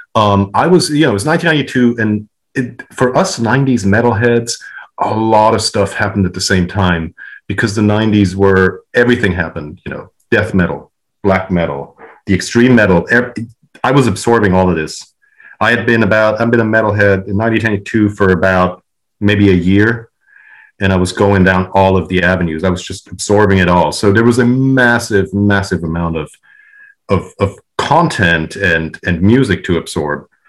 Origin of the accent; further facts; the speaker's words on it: Switzerland; where I grew up in Switzerland